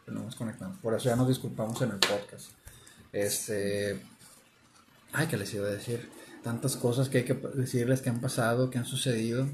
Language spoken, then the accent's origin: Spanish; Mexico; como mexicanos que somos